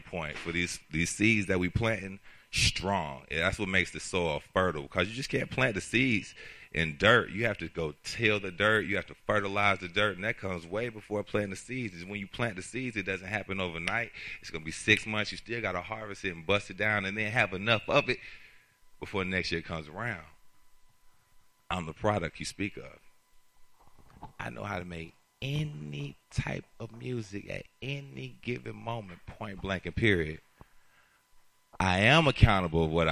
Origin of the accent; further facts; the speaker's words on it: Atlanta, Georgia, United States; I'm born and raised in Atlanta.